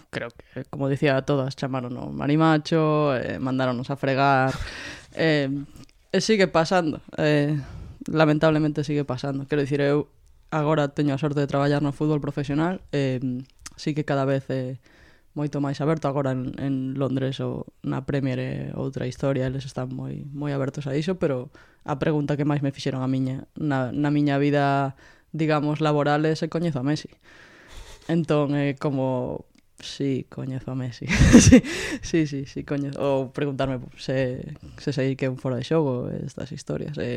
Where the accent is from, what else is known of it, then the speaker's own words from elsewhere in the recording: Vigo, Galicia, Spain; eu crecí nos 90, que era un período duro para estar ali, a verdade, moita droga e... Eh, e moitos problemas na rúa, pero pero un barrio moi moi unido, non? Eu vivo no, no Rocío, na, na Rúa do Medio